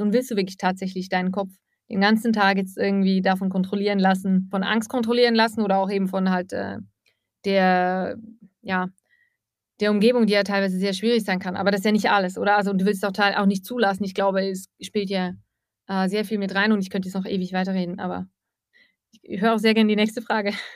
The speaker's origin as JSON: {"language": "German", "region": "Eastern Switzerland", "country": "Switzerland", "tie": "born or raised there", "moved": "as an adult", "lives_now": "Russia", "said": "ich komme aus der Ostschweiz. Ich habe sehr lange in einem Ort gelebt in der Ostschweiz"}